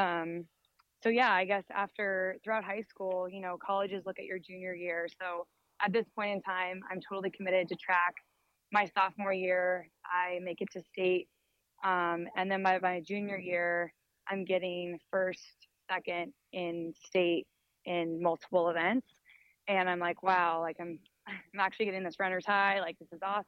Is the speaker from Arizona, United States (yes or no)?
yes; Scottsdale, Arizona, United States; I grew up here in Scottsdale, Arizona